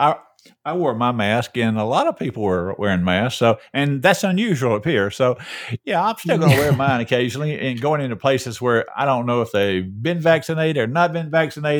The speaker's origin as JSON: {"language": "English", "town": "Peachtree Corners", "region": "Georgia", "country": "United States", "said": "I'm a sophisticated guy from Peachtree Corners."}